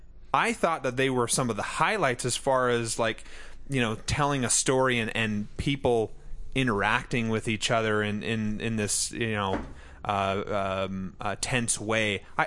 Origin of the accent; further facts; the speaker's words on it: United States; I'm from America.